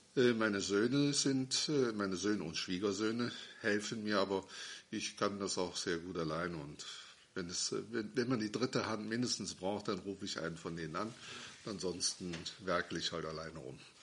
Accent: Schwalmtal, Germany; moved away; Ich bin also wieder in meine alte Heimat zurückgezogen, nach Schwalmtal

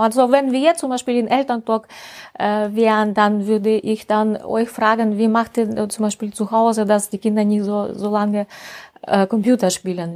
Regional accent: deep provinces near the Urals, Russia; German is a second language; moved away as an adult; also born or lived in St. Petersburg, Russia / Estonia; now in Germany; ich komme aus Russland, aus dem tiefen Provinz in der Nähe von Ural.

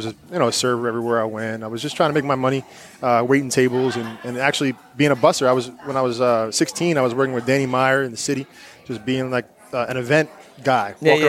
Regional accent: New York City, New York, United States; moved away as an adult; also born or lived in Las Vegas; now in Miami, United States; And I grew up here my entire life.

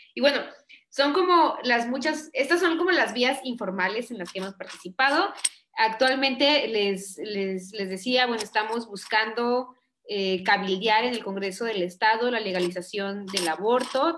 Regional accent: Chiapas, Mexico; also born or lived in Porto, Portugal; nacida y crecida en Chiapas

